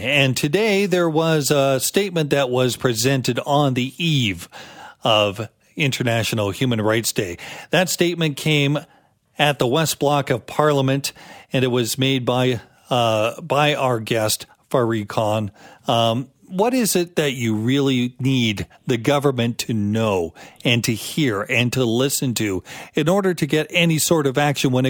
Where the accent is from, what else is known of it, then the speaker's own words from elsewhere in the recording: Canada; And yet at the same time, I grew up with this notion that being Canadian, it meant that you stood up for human rights at home, but also around the world.